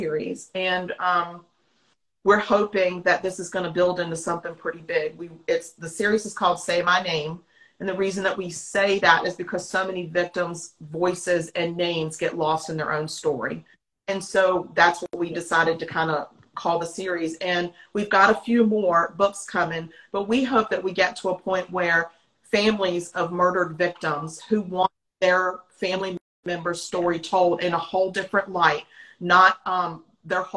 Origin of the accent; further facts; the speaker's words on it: Virginia, United States; now in South Carolina, United States; Our hometown where we grew up is in Virginia. And we live in South Carolina now.